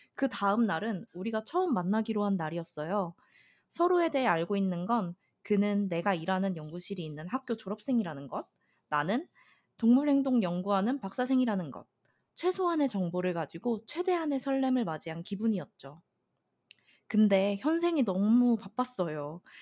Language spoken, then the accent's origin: Korean; South Korea